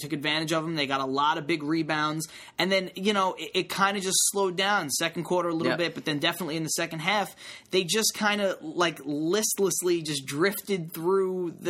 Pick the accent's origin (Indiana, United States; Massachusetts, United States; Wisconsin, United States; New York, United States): New York, United States; Brooklyn; You know what? I'm from Brooklyn.